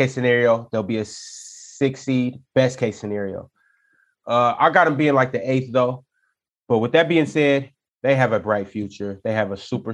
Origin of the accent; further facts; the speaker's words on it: Seattle, Washington, United States; I'm from Seattle.